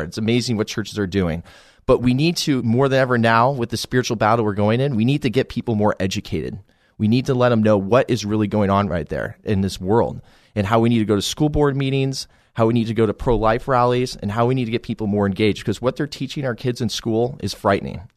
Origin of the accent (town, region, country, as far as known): Colorado Springs, Colorado, United States; born or raised there